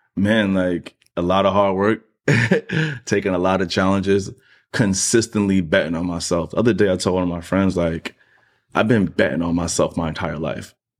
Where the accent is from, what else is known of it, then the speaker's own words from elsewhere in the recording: New York City, New York, United States; I'm still from Queens